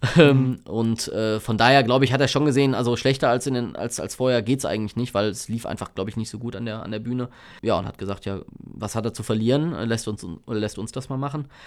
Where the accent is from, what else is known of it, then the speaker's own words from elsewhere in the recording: Bonn, North Rhine-Westphalia, Germany; bin nicht weit von hier aufgewachsen, wo wir gerade sind. Ähm, in, in Plittersdorf, ja, als, als Kind zur Schule gegangen, später dann in, in Godesberg äh, und ja, hab, bin eigentlich ein Bönsche Jung durch und durch